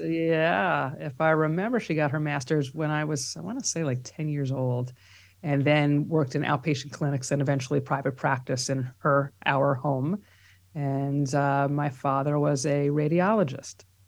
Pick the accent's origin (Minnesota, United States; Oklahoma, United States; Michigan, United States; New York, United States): New York, United States; New York City; accent: New York; also born or lived in Long Island, New York; now in New York City, United States; we grew up, uh, for the first many years in Riverdale, which is in the Bronx